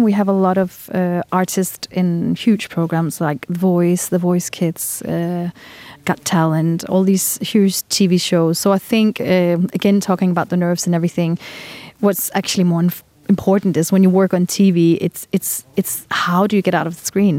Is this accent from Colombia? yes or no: no; Denmark; now in Andorra; I'm from Denmark